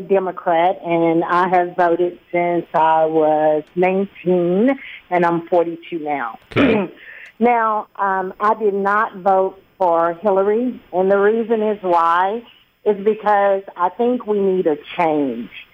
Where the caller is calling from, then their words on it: Riverdale, Georgia, United States; I'm calling from Riverdale, Georgia.